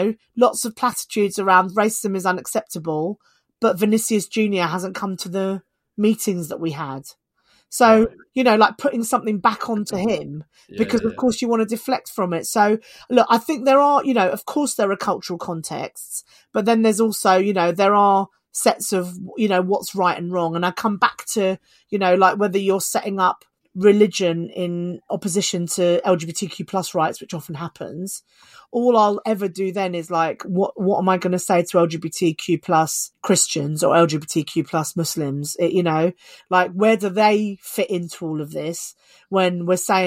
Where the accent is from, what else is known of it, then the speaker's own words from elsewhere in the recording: United Kingdom; us as British people